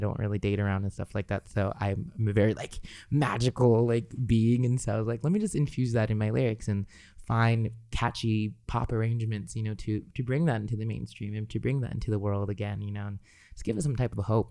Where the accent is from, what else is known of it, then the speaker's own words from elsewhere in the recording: Los Angeles, California, United States; growing up in Los Angeles, uh, as a Los Angeles local